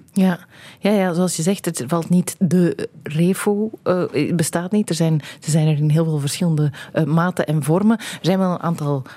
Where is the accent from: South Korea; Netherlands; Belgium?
Belgium; wij hier in België